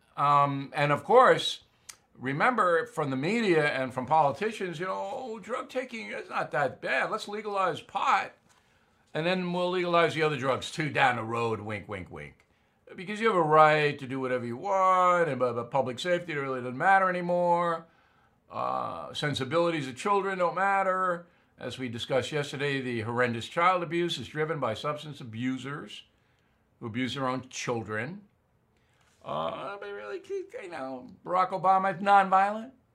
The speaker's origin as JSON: {"language": "English", "area": "near Westbury", "region": "New York", "country": "United States", "tie": "born or raised there", "said": "Westbury, New York, right near where I was raised"}